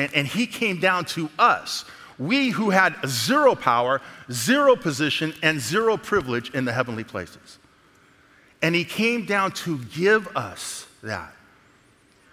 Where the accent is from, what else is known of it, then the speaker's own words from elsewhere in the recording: Alameda, California, United States; moved away; also born or lived in the South (US); I grew up in San Francisco, actually, in Alameda in the Bay